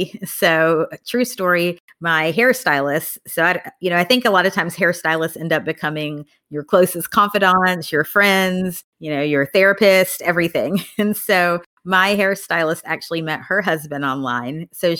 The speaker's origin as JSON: {"language": "English", "region": "Tennessee", "country": "United States", "tie": "born or raised there", "moved": "as an adult", "lives_now": "Austin, United States", "said": "I grew up in Tennessee."}